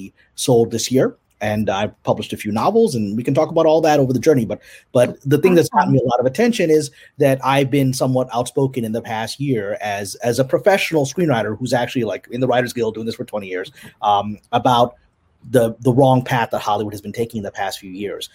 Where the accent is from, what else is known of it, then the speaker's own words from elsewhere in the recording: Pakistan; also born or lived in United States / New York; now in Los Angeles, United States; I was born in Pakistan and immigrated to the U.S. in 1976